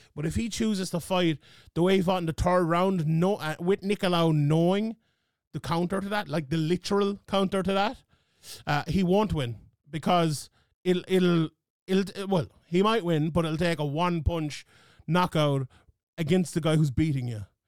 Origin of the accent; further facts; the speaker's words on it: Ireland; my home country of Ireland